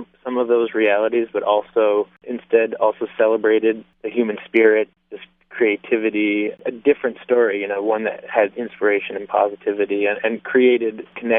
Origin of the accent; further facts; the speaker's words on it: Vermont, United States; moved away; I'm back in my home state of Vermont for a little visit.